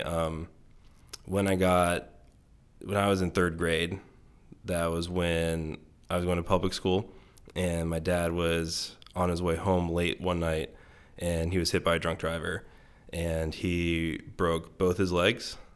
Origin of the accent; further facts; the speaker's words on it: Bittinger, Maryland, United States; I grew up in Western Maryland. Um, it's called Garrett County